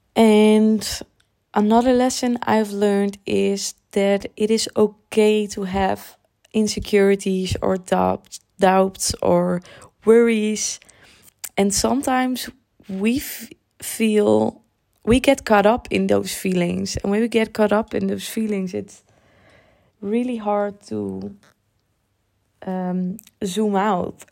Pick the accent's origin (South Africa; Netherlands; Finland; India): Netherlands; born or raised there; English is a second language